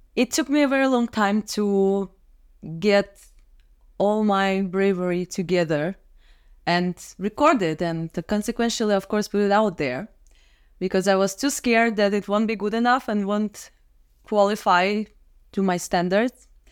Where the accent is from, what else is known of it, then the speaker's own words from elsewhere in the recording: Minsk, Belarus; moved away as an adult; now in Prague, Czech Republic; I'm from Minsk, Belarus. But for the last ten years, I live in Prague, Czech Republic